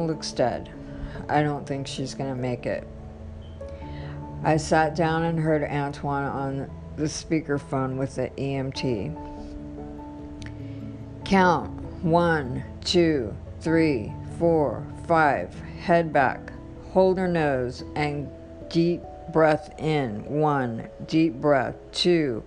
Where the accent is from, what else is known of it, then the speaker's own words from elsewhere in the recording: Los Angeles, California, United States; I was born in Los Angeles, California in the late 60s at Good Samaritan Hospital downtown